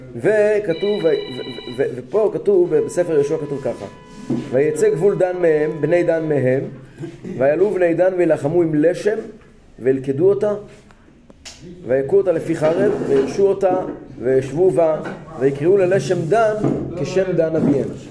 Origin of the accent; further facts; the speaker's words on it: Kfar Chabad, Central District, Israel; אני גדלתי בכפר חב"ד